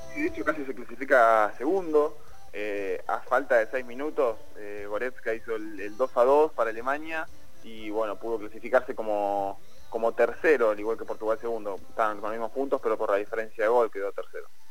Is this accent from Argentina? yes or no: yes; Argentina; siendo argentino